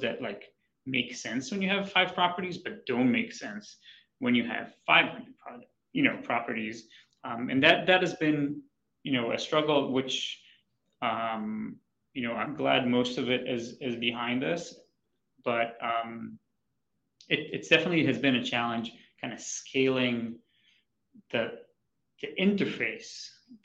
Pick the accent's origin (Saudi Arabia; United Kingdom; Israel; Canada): Israel; moved away as an adult; also born or lived in New York City / Boston / Honolulu; So I'm from Israel